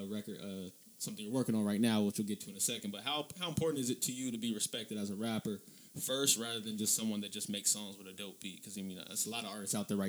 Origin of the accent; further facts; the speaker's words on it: Inglewood, California, United States; I grew up in Inglewood